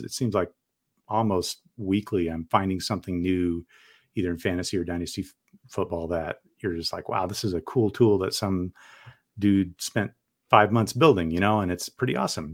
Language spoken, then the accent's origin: English; San Diego, California, United States; also born or lived in Portland metro area, Oregon; now in Portland, United States; I grew up in San Diego